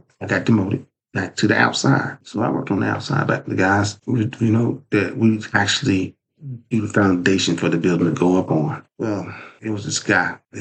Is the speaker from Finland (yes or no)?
no; Lewisburg, United States; also born or lived in Durham; going back to my hometown of Lewisburg because I was working in Durham